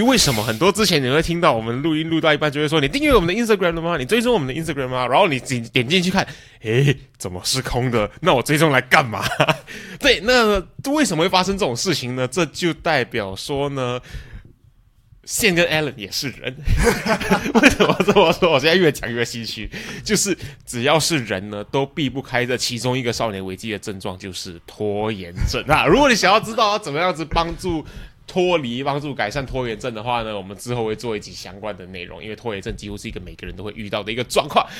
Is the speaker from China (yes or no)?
no; Malaysia; moved away; also born or lived in Taiwan / Singapore; 我过年基本上都是在马来西亚过。啊。啊，如果朋友还不知道的话，我自己本身是台湾人，然后，呃，可是我在马来西亚长大